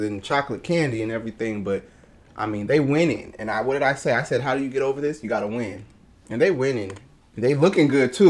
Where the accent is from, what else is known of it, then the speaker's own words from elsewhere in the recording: Sacramento, California, United States; We Sacramento fans here, we're from Sacramento.